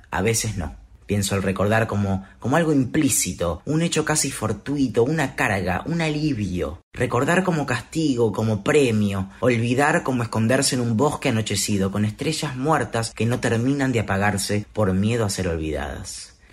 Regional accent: Buenos Aires, Argentina; soy del barrio de Palermo.

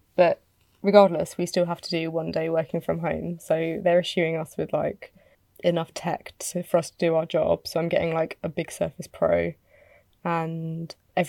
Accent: United Kingdom; I'm British.

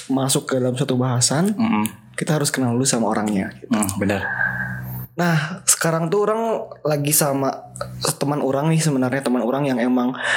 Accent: Bandung, West Java, Indonesia; kita anak Bandung Timur, kita juga Viking sejati, kita juga dekat sama GBLA rumahnya.

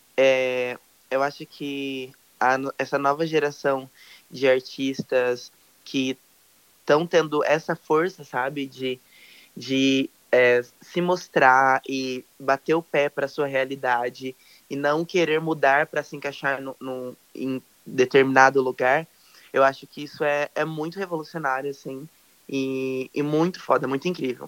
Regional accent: Olímpia, São Paulo, Brazil; now in São José do Rio Preto, Brazil; atualmente moro em São José do Rio Preto, interior de São Paulo, mas eu nasci uhum. no Olímpia

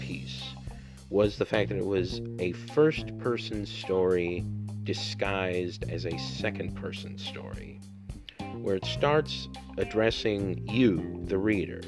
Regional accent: Southern Missouri, United States; I'm just somebody from Southern Missouri

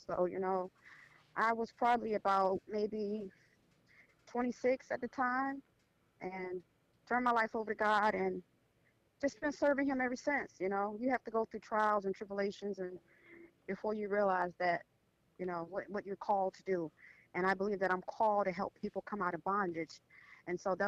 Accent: Orlando, Florida, United States; I am from Orlando, Florida

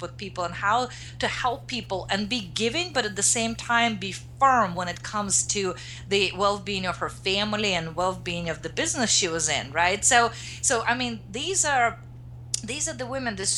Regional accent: Russia; now in United States; I grew up in Russia, now I'm in the US

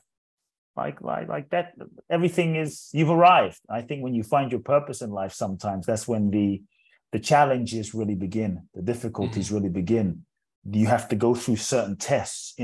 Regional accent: London, United Kingdom; also born or lived in Ghana; now in United States; I was born in Ghana, West Africa. My father's from Ghana. My mother's Japanese. I grew up in London. So I'm from everywhere and nowhere. Now I live in the US

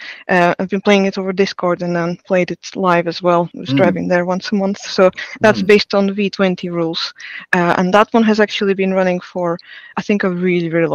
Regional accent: Latvia; first language Russian; English is a second language; moved away as an adult; now in United Kingdom; I'm from Latvia, and in Latvia when I was kind of growing up, there's nowhere you can buy these books physically

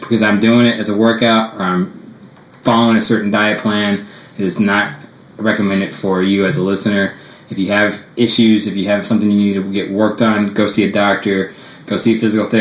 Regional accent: San Antonio, Texas, United States; I grew up here in San Antonio, went to high school here, went to college here, went to physical therapy school here

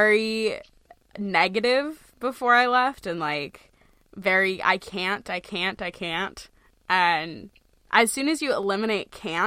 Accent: Maine, United States; Buses in Maine, I grew up there

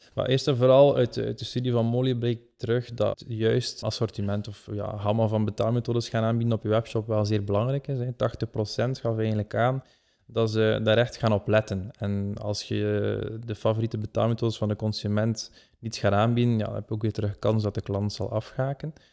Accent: Belgium; wij als Belgen

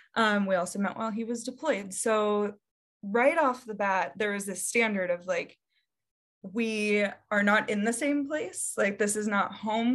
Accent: Davenport, Iowa, United States; moved away; I grew up in Davenport, Iowa

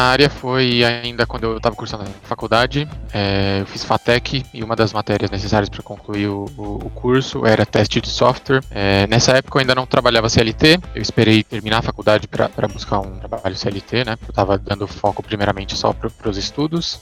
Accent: São Paulo, Brazil; sou de São Paulo capital

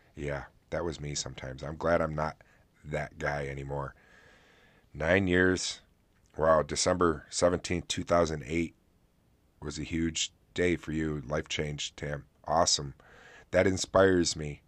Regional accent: Oswego, New York, United States; right here in my hometown

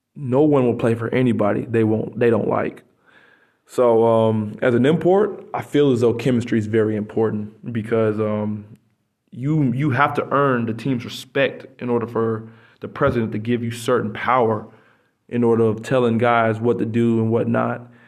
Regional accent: United States; moved away as an adult; now in Poland; I'm American

